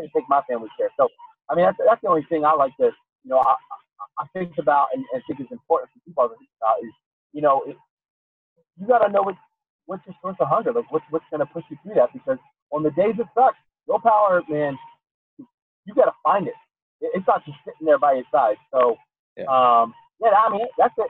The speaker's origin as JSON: {"language": "English", "town": "Pottstown", "region": "Pennsylvania", "country": "United States", "tie": "born or raised there", "said": "my hometown, which is a terrible little place"}